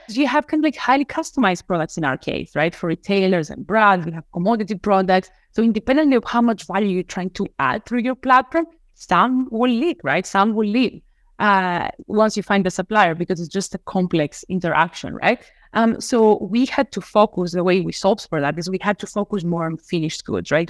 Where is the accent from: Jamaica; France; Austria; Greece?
Greece; Crete; moved away as an adult; now in United States; I was born and raised in Crete in Greece